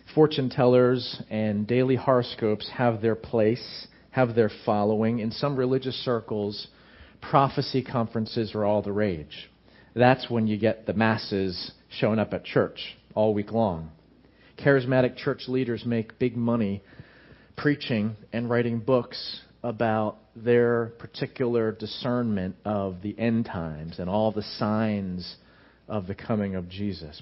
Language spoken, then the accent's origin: English; United States; American Christians